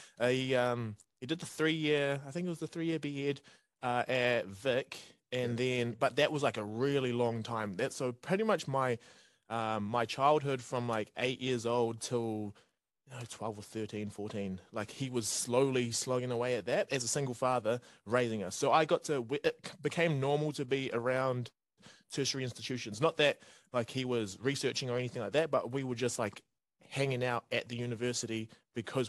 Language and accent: English; Porirua, Wellington, New Zealand; moved away as an adult; also born or lived in Cook Islands; now in Dunedin, New Zealand; Wellington, I consider home still, even though I have been in Dunedin for 10 years now.